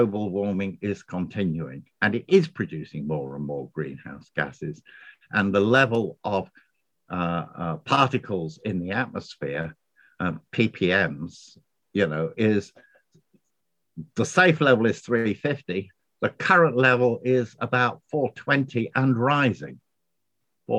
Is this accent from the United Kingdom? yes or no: yes; United Kingdom; moved away as an adult; now in Ireland; I'm a Brit living in Ireland